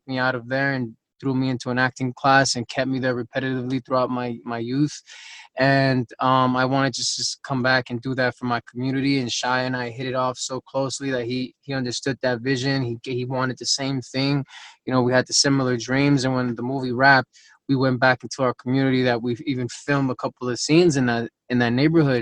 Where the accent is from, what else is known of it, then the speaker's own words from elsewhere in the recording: Los Angeles, California, United States; I grew up in West LA.